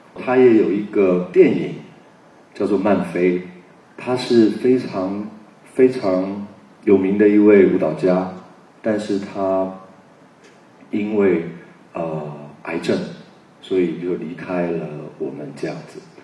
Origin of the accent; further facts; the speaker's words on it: Taipei, Taiwan; 我是在那样的一个一个地方长大